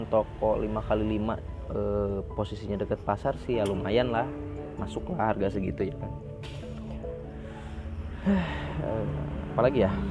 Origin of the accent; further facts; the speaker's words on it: Lampung, Indonesia; walaupun saat itu di daerah saya ini di Lampung ini belum belum begitu heboh gitu